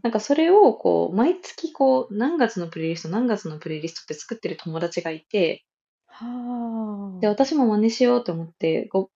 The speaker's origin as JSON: {"language": "Japanese", "region": "Kyushu", "country": "Japan", "tie": "born or raised there", "moved": "yes", "said": "我々の地元九州では"}